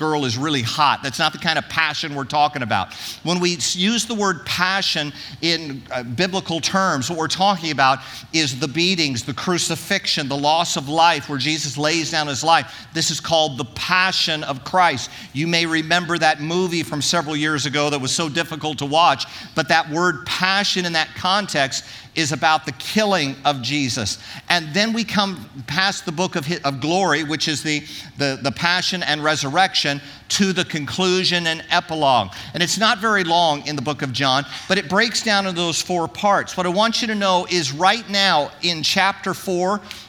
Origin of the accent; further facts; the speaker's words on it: Orange County, California, United States; I grew up in Orange County